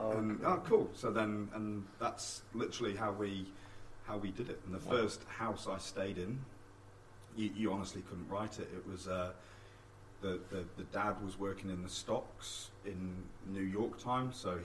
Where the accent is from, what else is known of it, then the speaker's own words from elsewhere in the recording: England, United Kingdom; moved away as an adult; also born or lived in United States; now in New Zealand; As English coaches